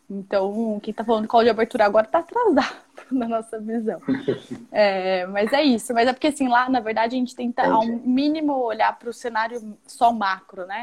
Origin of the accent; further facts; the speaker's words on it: Mato Grosso do Sul, Brazil; que eu sou de Mato Grosso do Sul.